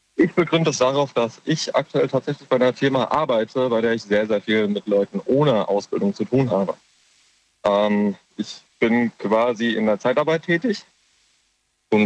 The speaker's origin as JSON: {"language": "German", "town": "Kaiserslautern", "region": "Rhineland-Palatinate", "country": "Germany", "said": "Ich komme aus Kaiserslautern"}